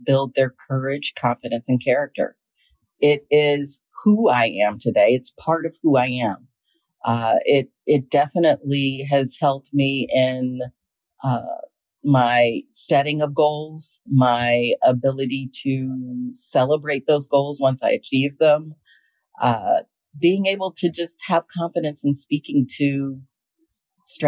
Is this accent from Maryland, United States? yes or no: yes; Montgomery County, Maryland, United States; We grew up in Maryland, in Montgomery County, Maryland